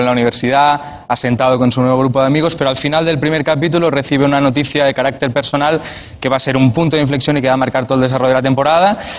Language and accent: Spanish; Montcada i Reixac, Catalonia, Spain; son de mi pueblo, son de Moncay Rechac